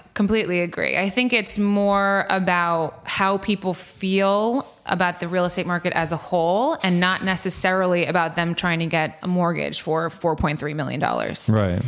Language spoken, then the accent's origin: English; East Hampton, New York, United States; now in East Quogue, United States; I grew up in East Hampton, and okay. then as my real estate career has grown, I have moved west